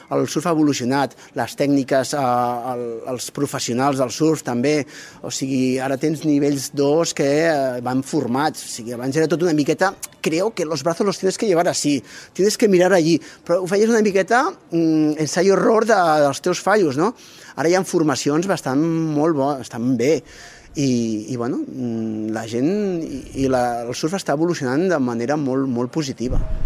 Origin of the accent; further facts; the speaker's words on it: Barcelona, Sabadell, Catalonia, Spain; som de Barcelona, Sabadell